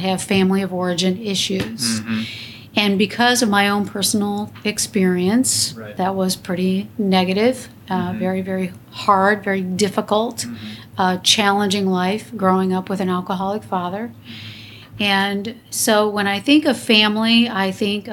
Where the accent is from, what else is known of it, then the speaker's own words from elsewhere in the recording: North Ridgeville, Ohio, United States; moved away as an adult; now in Michigan, United States; I was born and raised in Ohio